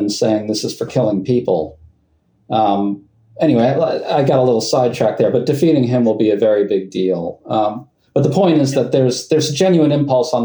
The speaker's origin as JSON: {"language": "English", "town": "New York City", "region": "New York", "country": "United States", "tie": "born or raised there", "said": "I grew up on the west side of Manhattan"}